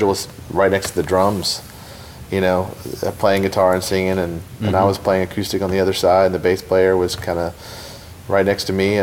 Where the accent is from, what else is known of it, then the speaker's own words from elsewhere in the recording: Savannah, Georgia, United States; moved away as an adult; also born or lived in Atlanta / Los Angeles; now in Nashville, United States; I grew up in Savannah, Georgia